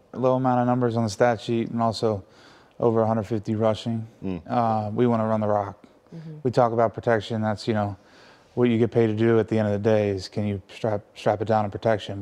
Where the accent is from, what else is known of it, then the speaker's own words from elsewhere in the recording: United States; moved away as an adult; about an hour and a half from where I grew up